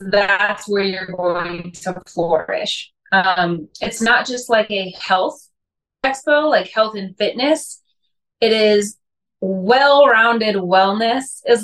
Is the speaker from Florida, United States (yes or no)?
no; St. Louis, Missouri, United States; I am from St. Louis, Missouri.